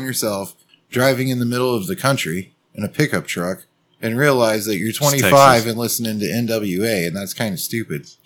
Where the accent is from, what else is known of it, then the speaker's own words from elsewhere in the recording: Texas, United States; we were raised in Texas